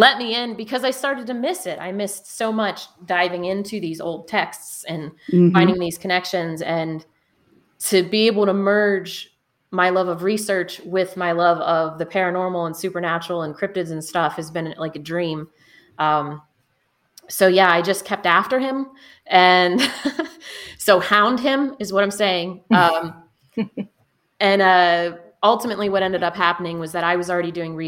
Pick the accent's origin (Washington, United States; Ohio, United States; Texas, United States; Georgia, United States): Ohio, United States; near Minerva; growing up near Minerva